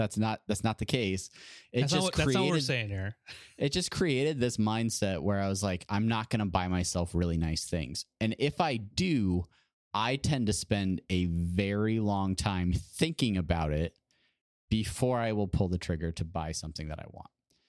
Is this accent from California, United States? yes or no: yes; California, United States; I had to work three jobs growing up in Southern California to try and eat and have a vehicle and have a place to live